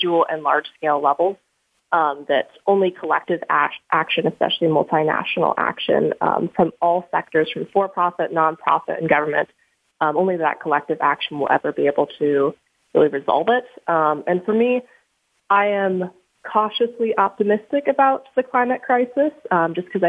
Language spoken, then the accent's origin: English; Bend, Oregon, United States; moved away as an adult; also born or lived in Steamboat Springs, Colorado; now in Boulder, United States; I'm from Bend, Oregon, but originally born in Steamboat Springs, Colorado